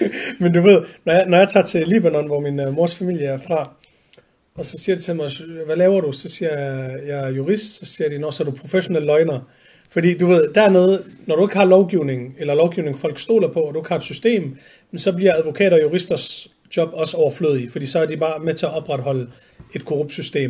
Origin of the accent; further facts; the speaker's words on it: Vejle, Southern Denmark, Denmark; moved away as an adult; also born or lived in Horsens; now in Copenhagen, Denmark; Jeg er født og opvokset på en rigtig side af Danmark, Jylland, øh, i, i Vejle. Eller faktisk født i Horsens og flyttet til Vejle, da jeg var to år gammel